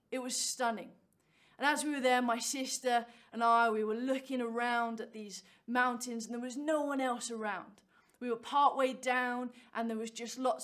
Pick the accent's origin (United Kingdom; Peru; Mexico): United Kingdom; Cambridge, East of England; I am from Cambridge